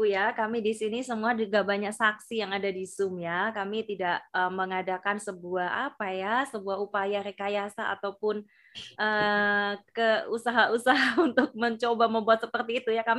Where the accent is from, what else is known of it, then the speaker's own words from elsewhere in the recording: Java, Indonesia; mohon maaf karena kami dari Jawa ya asli Jawa jadi kurang paham juga ya untuk bahasa-bahasa yang ada di luar pulau